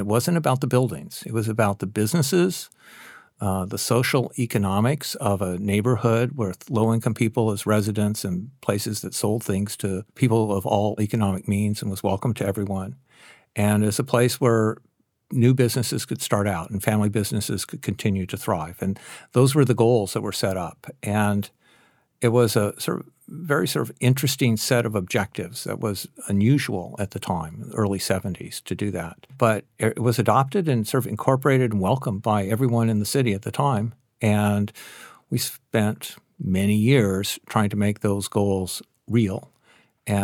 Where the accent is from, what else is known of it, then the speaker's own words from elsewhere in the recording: Seattle, Washington, United States; Of course I drink coffee. I'm from Seattle.